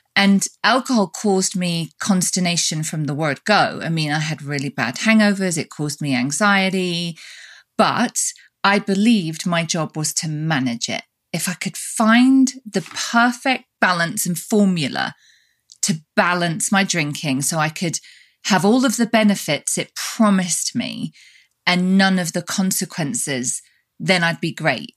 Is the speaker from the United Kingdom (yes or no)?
yes; United Kingdom; now in United States; we're both British, but we both live in different countries. You live in Europe and I live in the States.